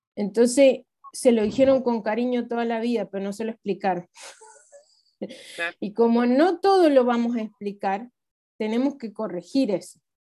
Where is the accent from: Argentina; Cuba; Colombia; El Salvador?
Argentina; como argentinos tenemos muchas